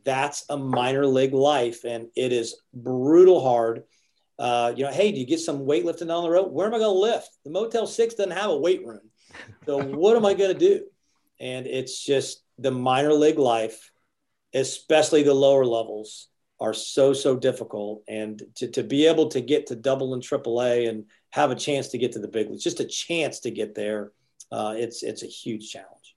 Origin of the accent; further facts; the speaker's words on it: Athens, Ohio, United States; moved away as an adult; now in Athens, United States; I'm from Athens, Ohio, and now I'm in Athens, Georgia